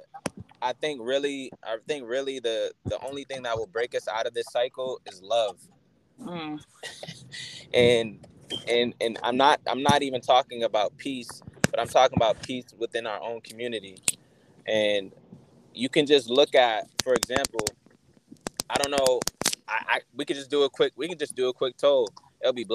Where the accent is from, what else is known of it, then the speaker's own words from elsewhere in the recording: Boston, Massachusetts, United States; where I grew up in Roxbury